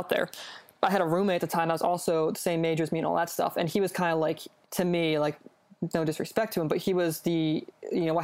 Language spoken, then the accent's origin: English; Philadelphia, Pennsylvania, United States; I grew up in the Philly area